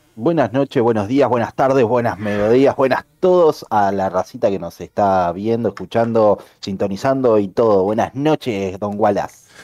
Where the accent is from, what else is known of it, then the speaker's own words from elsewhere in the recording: Montevideo, Uruguay; soy de Uruguay, como muchos ya lo saben, más precisamente de Montevideo